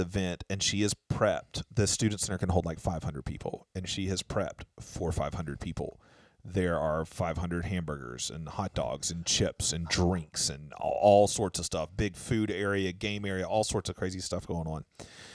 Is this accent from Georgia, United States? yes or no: yes; Albany, Georgia, United States; I was going to the junior college in my hometown, Darton College